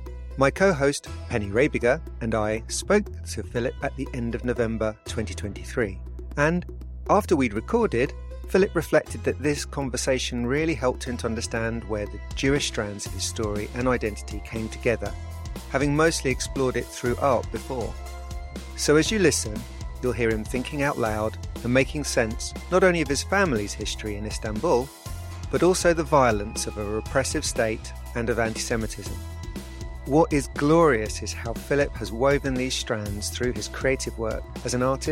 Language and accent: English; London, United Kingdom; born there; I was born in Hackney, lived in North London, and then when I went to the States for a couple of years, and I came back and I moved to Peckham